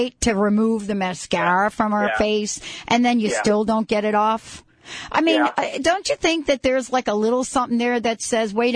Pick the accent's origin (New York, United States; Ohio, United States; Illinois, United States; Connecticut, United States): New York, United States; I am that girl from New York